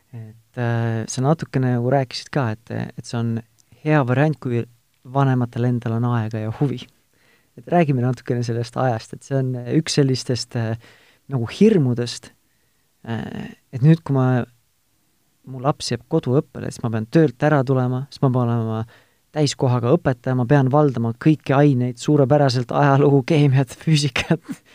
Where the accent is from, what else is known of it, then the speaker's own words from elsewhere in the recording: Tartu, Tartu County, Estonia; mina olen ise Tartust